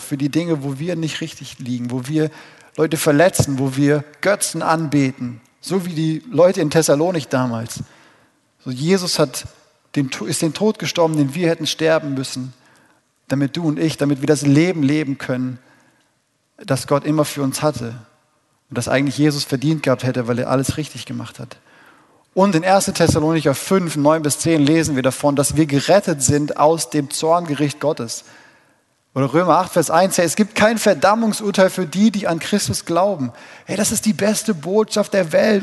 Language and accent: German; Dillkreis, Hesse, Germany; hier in dem wundervollen Dillkreis, wo ich geboren bin und herkomme